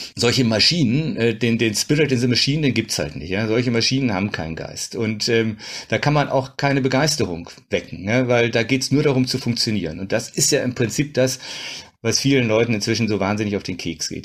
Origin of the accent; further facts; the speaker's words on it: Düsseldorf, North Rhine-Westphalia, Germany; ich bin im Düsseldorfer Süden groß geworden